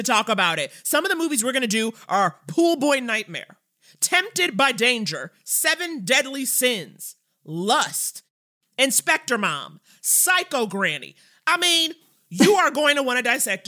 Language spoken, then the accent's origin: English; New York City, New York, United States; I grew up in Harlem, okay? OG Harlem, not the new Red Rooster Whole Foods on 125th Harlem